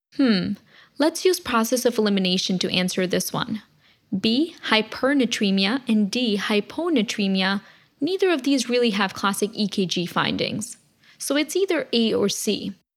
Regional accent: New Jersey, United States; my home state, New Jersey

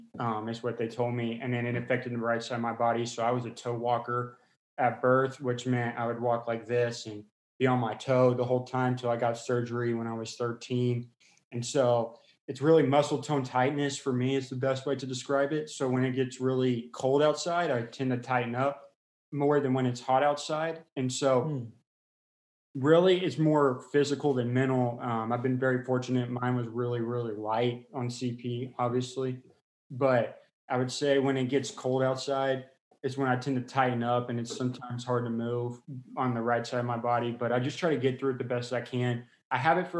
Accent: Round Rock, Texas, United States; I was born in Round Rock, Austin area

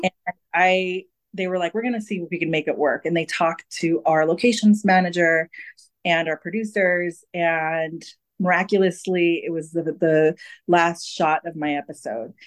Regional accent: California, United States; I'm a California native

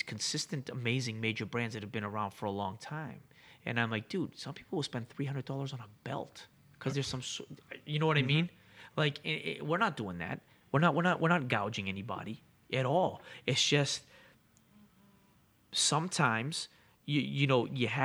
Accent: Boston, Massachusetts, United States; also born or lived in Greece; I grew up in Rosendale

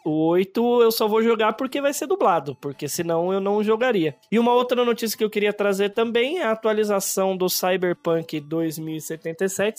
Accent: Campinas, São Paulo, Brazil; also born or lived in São Bernardo do Campo; agora estou morando no interior de São Paulo, em Campinas. Foi lá que nasci

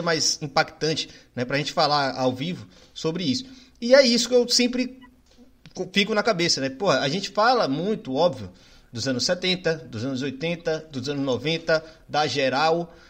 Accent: Northeast Brazil, Brazil; eu sou nordestino

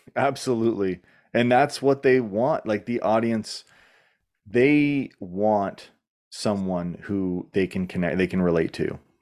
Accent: Canada; I'm Canadian

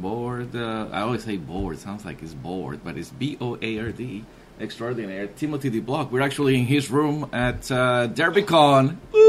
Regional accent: Colombia; English is a second language; moved away; I'm from Colombia

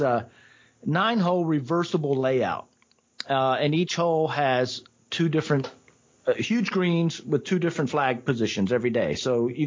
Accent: Atlanta, Georgia, United States; also born or lived in Seoul, South Korea / Nashville; I've grown up in Atlanta. I was born overseas in Seoul, but I was in Atlanta. We came to the U.S. before I was even a year old, and we settled in Atlanta before I actually started any kind of school

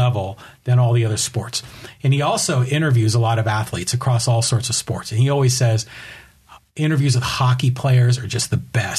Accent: the Bay Area, California, United States; when I grew up in the Bay Area, and this is before the Sharks

